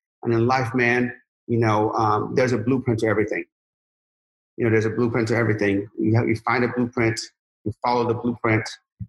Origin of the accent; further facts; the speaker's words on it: Sharon, Pennsylvania, United States; I'm from Sharon, Pennsylvania, you know? So, you know, if you make $2,000 a month in Sharon, Pennsylvania, and to this day, you're doing amazing.